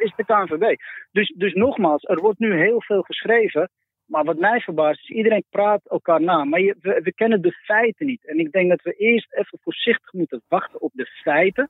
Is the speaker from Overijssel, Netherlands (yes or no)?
no; Amsterdam, North Holland, Netherlands; En ik ben Amsterdammer, dus bij Ajax ook